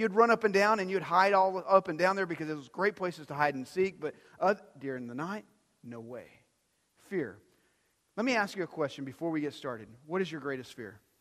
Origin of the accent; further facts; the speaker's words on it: Dumas, Texas, United States; where I grew up in Dumas, we actually had alleys